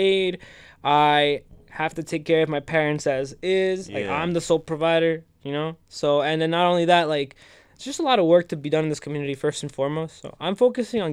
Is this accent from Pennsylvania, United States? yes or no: no; West New York, New Jersey, United States; moved away as an adult; also born or lived in New Brunswick, New Jersey; I'm originally from West New York.